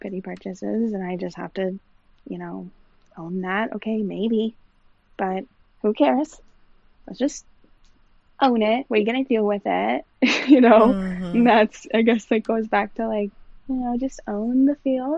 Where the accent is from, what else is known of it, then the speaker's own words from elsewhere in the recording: Texas, United States; moved away as an adult; now in Asheville, United States; We moved here when we got married back in 2013. We're originally from Texas